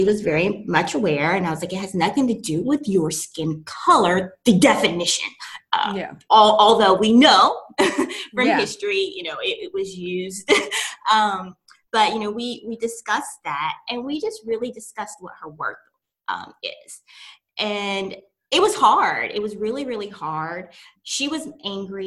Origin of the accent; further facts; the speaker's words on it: East Tennessee, United States; I'm from East Tennessee, little small country town